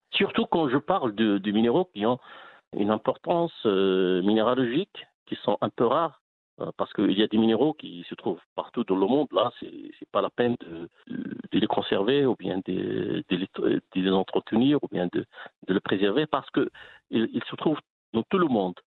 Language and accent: French; Aouli, Drâa-Tafilalet, Morocco; also born or lived in Midelt; now in Mibladen, Morocco; Je suis né à Aouli, c'est une ex-mine de 26 km de, de Midelt.